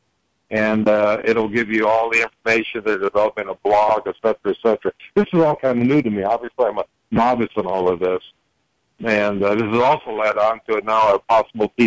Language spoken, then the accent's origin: English; Prescott, Arizona, United States; right here in my hometown of Prescott and in northern Arizona